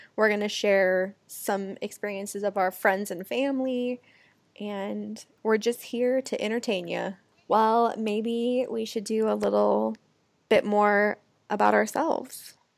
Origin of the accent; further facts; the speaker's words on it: Lake Oswego, Oregon, United States; also born or lived in Los Angeles, California; now in Phoenix, United States; Chelsea and I grew up in a small town called Lake Oswego together